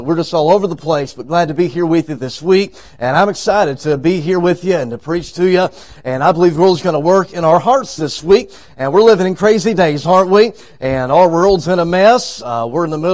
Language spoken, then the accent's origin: English; Texas, United States; moved away as an adult; now in Arkansas, United States; I was raised in Texas, as Pastor said, but for the past 6 years, we have lived in Arkansas